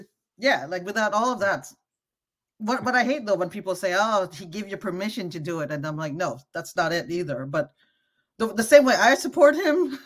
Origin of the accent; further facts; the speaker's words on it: Canada; moved away as an adult; also born or lived in Cambodia (ancestry); now in United States; I come from Canada. I'm used to universal healthcare